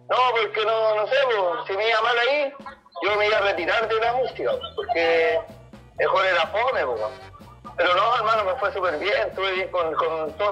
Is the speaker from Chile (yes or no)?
yes; Maipú, Santiago Metropolitan Region, Chile; de Maipú, más nada porque acá comencé y todo, hermano.